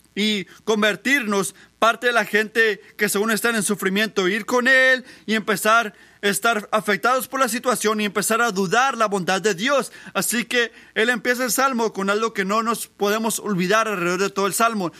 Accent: Puerto Rico; moved away; yo crecí en Puerto Rico

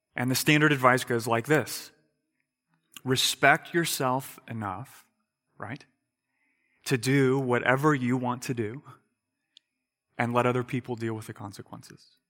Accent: United States; I'm an American

